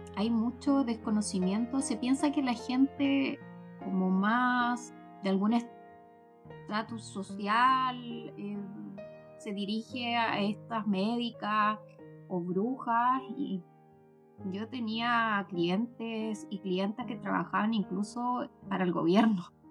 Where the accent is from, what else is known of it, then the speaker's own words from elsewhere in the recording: Ovalle, Coquimbo, Chile; Yo soy de Ovalle de la Cuarta Región